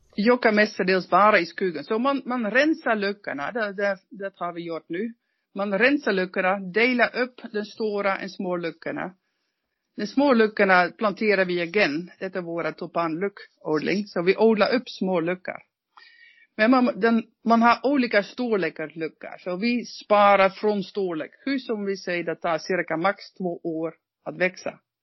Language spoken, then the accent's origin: Swedish; Netherlands; Swedish is a second language; now in Norrland, Sweden; Som holländare